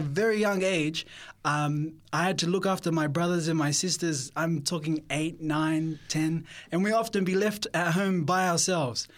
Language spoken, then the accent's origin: English; Sydney, New South Wales, Australia; I was born in Sydney